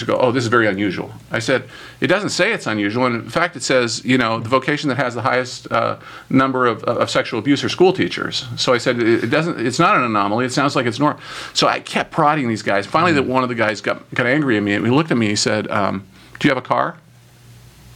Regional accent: United States; I'm an American

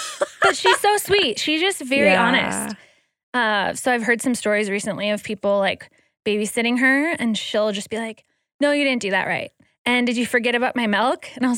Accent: Green Bay, Wisconsin, United States; now in Utah, United States; So I moved out here to Utah from Wisconsin. So I am a Wisconsin girl, born and bred, Green Bay, Wisconsin.

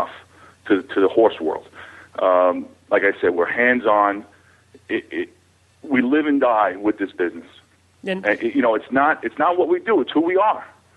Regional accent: New York City, New York, United States; I'm a New Yorker. I was born here, and I grew up in this business

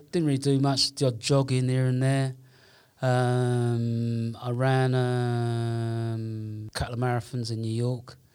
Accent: London, United Kingdom; moved away as an adult; now in Amsterdam, Netherlands

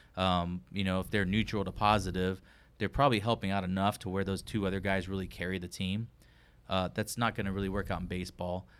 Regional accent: Texas, United States; I'm a Texan.

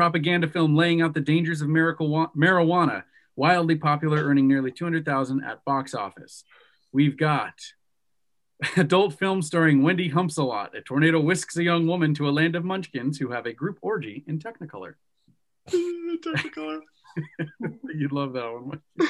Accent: United States; I am an American after all.

